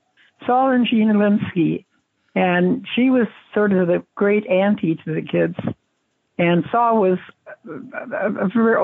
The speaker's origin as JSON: {"language": "English", "town": "San Francisco", "region": "California", "country": "United States", "tie": "born there", "said": "San Francisco. I'm a red diaper baby. I was born the day of the great strike."}